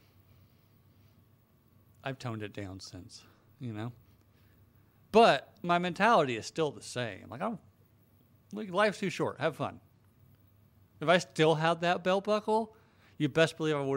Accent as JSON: {"language": "English", "region": "Western North Carolina", "country": "United States", "tie": "born or raised there", "said": "I grew up like in Western North Carolina"}